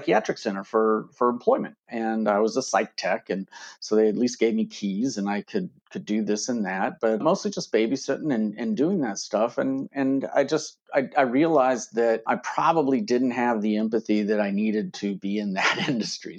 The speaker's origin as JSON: {"language": "English", "region": "Kansas", "country": "United States", "tie": "born or raised there", "said": "I grew up in Kansas"}